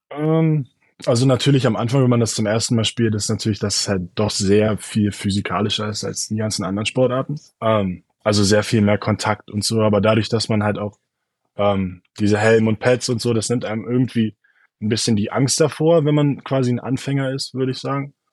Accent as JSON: {"language": "German", "region": "Berlin", "country": "Germany", "moved": "as an adult", "said": "komme aus Berlin"}